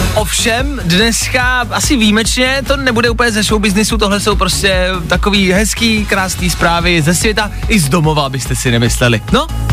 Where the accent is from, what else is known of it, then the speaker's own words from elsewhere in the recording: Plzeň, Plzeň Region, Czechia; Já jsem Plzeňák a my ty tramvaje vyrábíme